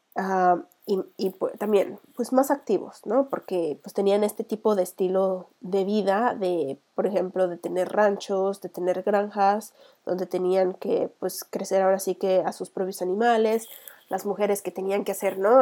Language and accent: Spanish; Mexico; vikinga mexicana